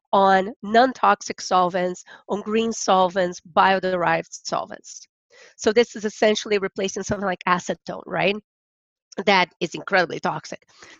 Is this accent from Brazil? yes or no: yes; Rio de Janeiro, Brazil; now in Kentucky, United States; I'm originally from Brazil